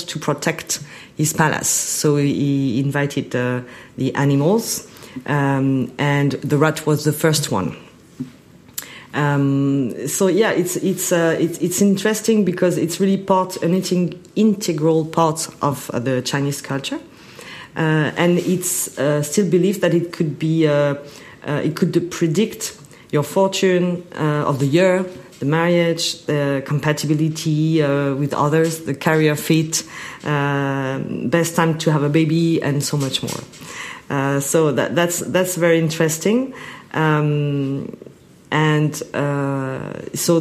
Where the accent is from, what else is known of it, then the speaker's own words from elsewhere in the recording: France; moved away as an adult; also born or lived in Paris, France / United States; now in Shanghai, China; I was born and raised in France, lived for many years, almost 18 years in Paris, 2 years in US, and I've been in Shanghai for 7 years.